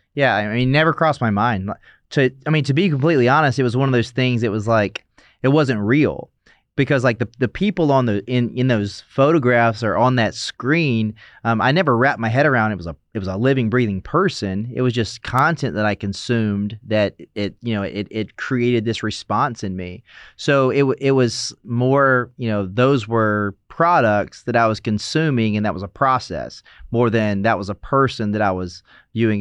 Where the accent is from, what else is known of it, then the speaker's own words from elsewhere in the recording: South Carolina, United States; moved away as an adult; now in Los Angeles, United States; growing up in South Carolina, we went to church on Wednesdays, Sunday, Sunday night